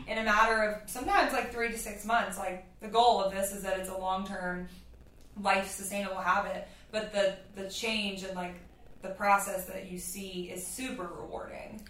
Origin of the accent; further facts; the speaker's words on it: Louisiana, United States; moved away; I grew up in Louisiana.